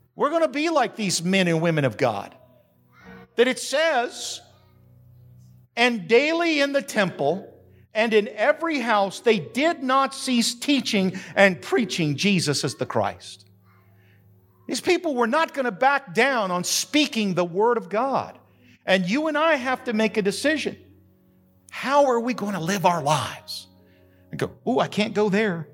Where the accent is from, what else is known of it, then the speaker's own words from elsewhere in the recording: New Mexico, United States; now in Macon County, North Carolina, United States; I grew up in New Mexico